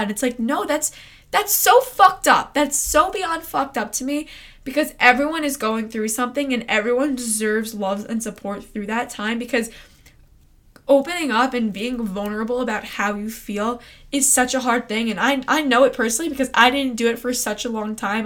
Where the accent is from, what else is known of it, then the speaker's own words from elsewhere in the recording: Long Island, New York, United States; I'm from Long Island, New York